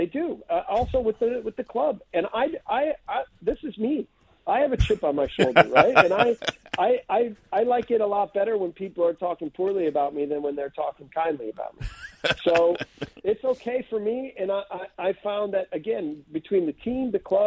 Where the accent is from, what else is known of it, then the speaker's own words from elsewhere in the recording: United States; moved away as an adult; I'm from the U.S.